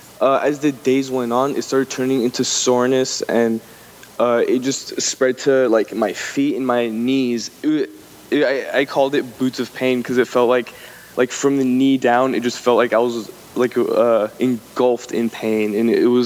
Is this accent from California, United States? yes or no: yes; Los Angeles, California, United States; moved away as an adult; now in Humboldt County, United States; I was born and raised in Los Angeles